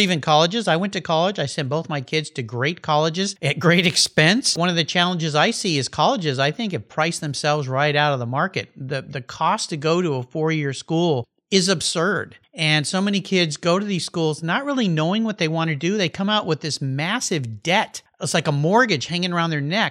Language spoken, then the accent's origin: English; San Diego, California, United States; moved away; down there in San Diego where I grew up